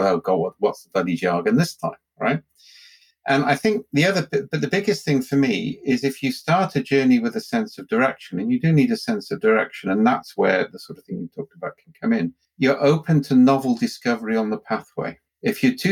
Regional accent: Wales, United Kingdom; I'm Welsh

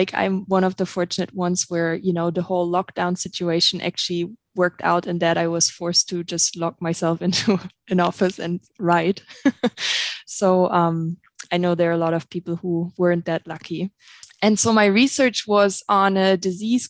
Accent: Germany; English is a second language; moved away as an adult; now in Montana, United States; I have an accent. I'm not originally from the United States or Montana. I'm actually originally from Germany, and that's where I did my undergrad and graduate master's degree.

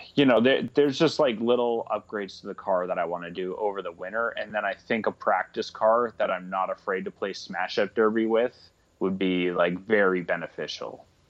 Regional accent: Canada; moved away; I'm originally from Canada

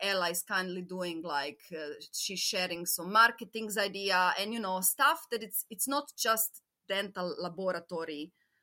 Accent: Croatia; moved away; when I was growing up in Croatia

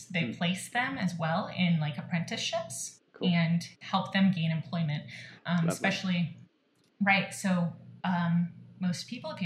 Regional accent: St. Louis, Missouri, United States; I'm born and bred in St. Louis, so that's a big piece of my heart

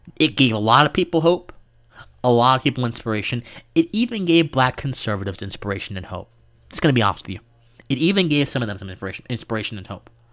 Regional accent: Georgia, United States; my home state here of Georgia

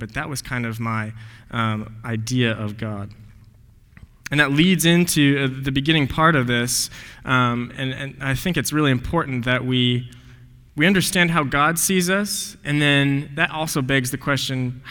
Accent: Highlands Ranch, Colorado, United States; moved away as an adult; also born or lived in Denver, Colorado; I was born in Denver, Colorado. It's not just south of here. It's a little bit west of here, about 1,300 miles, and grew up in a pretty affluent community. It's this town called Highlands Ranch, Colorado

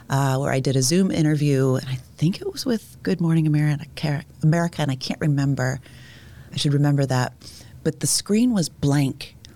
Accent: Ohio, United States; moved away; I went to high school in Ohio

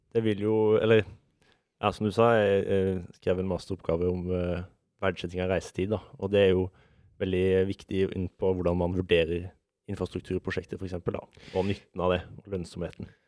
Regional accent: Vegårshei, Agder, Norway; now in Oslo, Norway; Jeg kommer fra Vegårshei

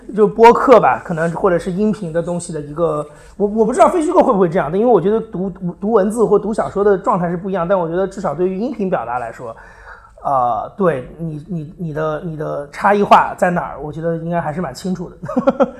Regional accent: China; first language Chinese; moved away as an adult; now in London, United Kingdom; 我的中国人身份

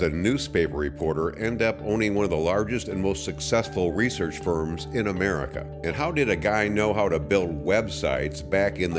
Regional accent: Philadelphia, Pennsylvania, United States; I grew up in Philadelphia.

